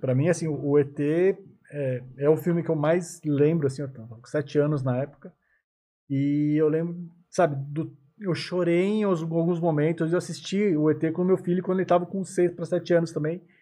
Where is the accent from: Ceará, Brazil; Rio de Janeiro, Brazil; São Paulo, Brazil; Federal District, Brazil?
São Paulo, Brazil; Suzano; A minha cidade mesmo, eu sou de Suzano